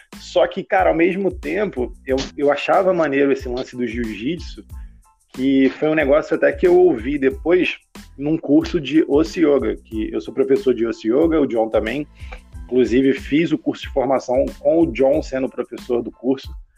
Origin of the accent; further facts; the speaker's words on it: Baixada Fluminense, Rio de Janeiro, Brazil; eu cresci na Baixada Fluminense, aqui, tipo, vizinho do Targos praticamente